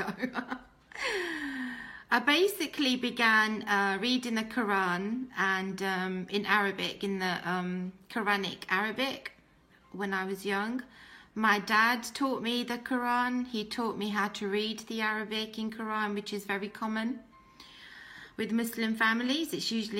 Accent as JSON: {"language": "English", "country": "United Kingdom", "tie": "born or raised there", "accent": "British", "first_language": "English", "said": "I was born in Islam and in a Pakistani family in Britain."}